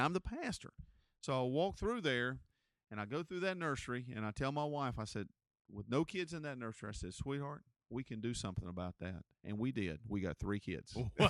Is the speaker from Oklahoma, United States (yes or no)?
no; Gastonia, North Carolina, United States; I grew up here in Gastonia